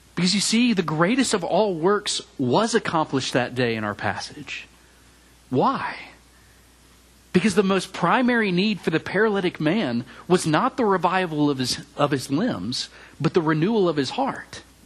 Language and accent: English; Memphis, Tennessee, United States; moved away as an adult; also born or lived in Mississippi State University, Mississippi / Auburn, Alabama / Charlotte, North Carolina; now in College Station, United States; I grew up in Memphis, Tennessee